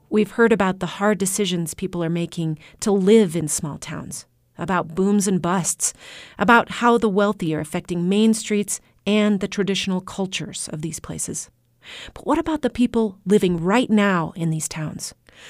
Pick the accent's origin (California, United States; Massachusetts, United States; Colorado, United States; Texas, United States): Colorado, United States; Walden; my hometown of Walden